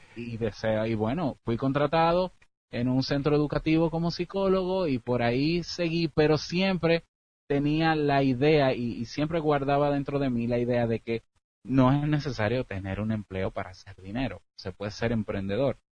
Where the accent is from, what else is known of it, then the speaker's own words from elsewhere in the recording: Dominican Republic; soy de la República Dominicana